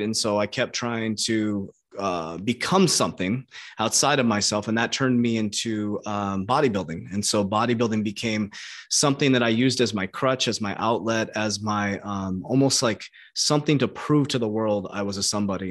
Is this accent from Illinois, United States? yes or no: no; Arizona, United States; I was born in Arizona